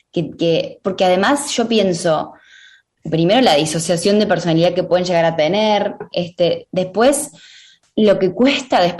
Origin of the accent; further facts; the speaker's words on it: Catamarca, Argentina; yo lo iba a hacer en Catamarca, que es de donde yo vengo